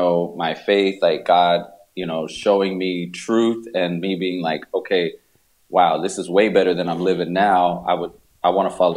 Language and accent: English; Texas, United States; born or raised there